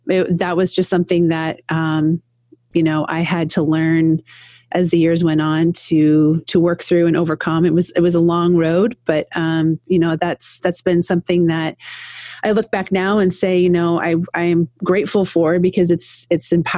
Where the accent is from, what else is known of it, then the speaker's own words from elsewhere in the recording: Iowa, United States; now in Toledo, United States; born and raised in Iowa. So in a very small town